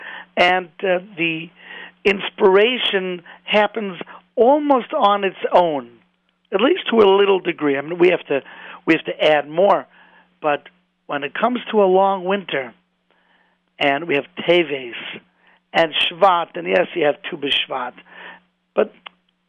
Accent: Cleveland, Ohio, United States; moved away; I'm originally from Cleveland

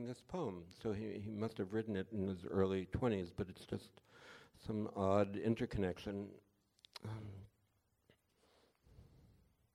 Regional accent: New York City, New York, United States; We were both from New York. He was from Queens. I'm from the Bronx

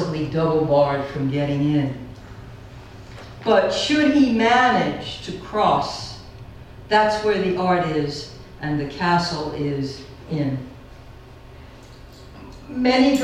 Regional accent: United States; I'm an American

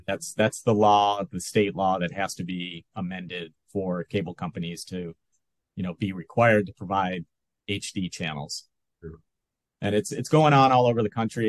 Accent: Rochester, New York, United States; moved away as an adult; also born or lived in Buffalo, New York / Fairport, New York; now in Santa Barbara, United States; i was um, born in in western new york grew up in western new york uh, spent spent some time in buffalo and then my family moved to rochester which is 90 miles east or or so um, so I grew up there, went to high school in Rochester

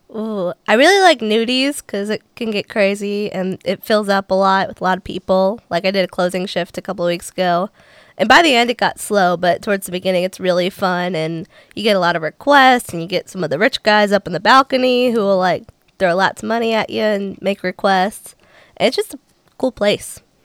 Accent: Cincinnati, Ohio, United States; moved away as an adult; now in Nashville, United States; I'm originally from Cincinnati, Ohio.

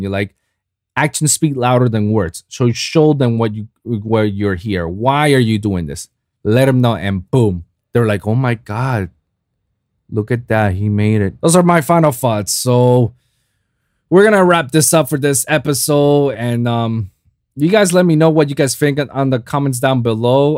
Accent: Puerto Rico; in Puerto Rico, in my hometown

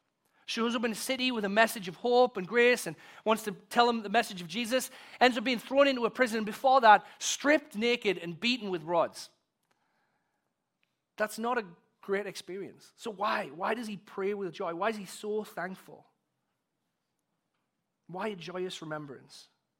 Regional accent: England, United Kingdom; now in United States; because I came here from England, and I had an accent, and people treated me like I was cool

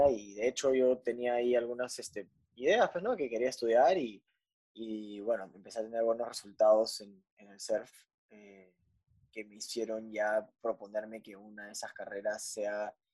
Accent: Punta Hermosa, Lima, Peru; yo básicamente crecí, nací en Punta Hermosa.

